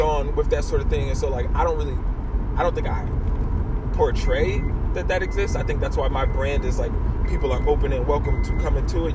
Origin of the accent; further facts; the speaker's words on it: Massachusetts, United States; moved away; also born or lived in Quincy, Florida; I was born in Massachusetts